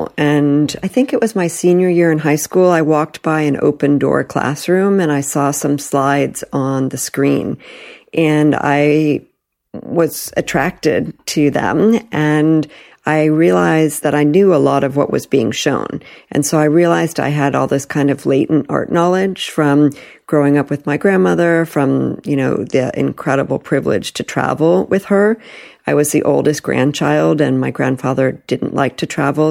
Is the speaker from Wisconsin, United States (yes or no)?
no; Palo Alto, California, United States; also born or lived in New York; I was born in New York and then my parents moved us to Northern California. And my father was an early Silicon Valley pioneer. And I grew up going to public school in Palo Alto.